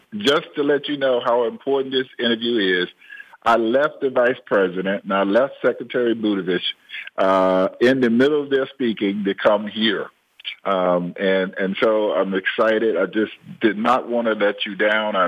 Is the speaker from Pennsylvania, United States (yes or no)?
no; Georgia, United States; I'm originally from Watley, Georgia, right? And we was dirt poor